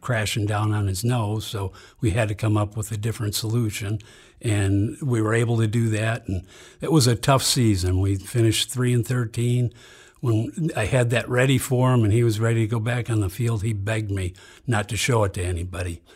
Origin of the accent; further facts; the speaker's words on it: Saint Paul, Minnesota, United States; I grew up in Saint Paul.